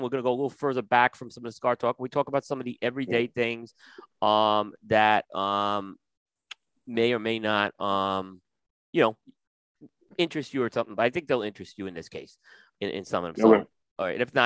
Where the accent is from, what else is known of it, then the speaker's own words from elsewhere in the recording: New York, United States; moved away; I grew up in New York during that time